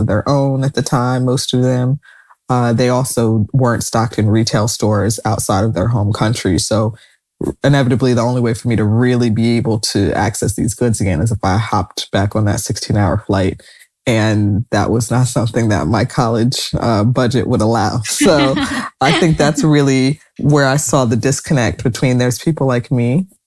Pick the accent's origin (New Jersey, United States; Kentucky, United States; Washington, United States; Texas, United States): New Jersey, United States; growing up in New Jersey, Anne Hathaway growing up in a town next to me